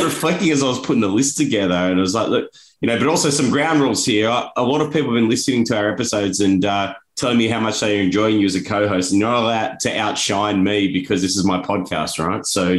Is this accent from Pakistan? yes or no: no; Australia; and unfortunately as an Australian, we know quite a bit about leadership challenges